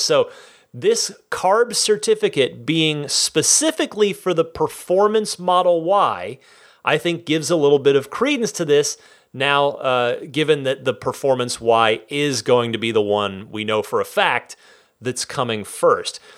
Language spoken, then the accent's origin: English; Vernon, New Jersey, United States; moved away; I am from New Jersey originally. Vernon, represent.